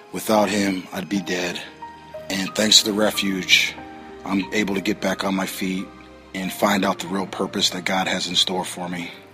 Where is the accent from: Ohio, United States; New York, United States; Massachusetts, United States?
Ohio, United States; Toledo; I'm from Toledo, Ohio. I was brought up in a very good home.